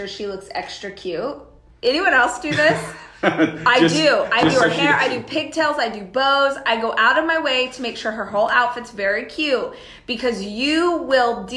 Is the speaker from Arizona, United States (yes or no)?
no; Southern California, United States; moved away as an adult; So we were both born and raised in Southern California. Up until 18 months ago, we lived in Southern California with our kids.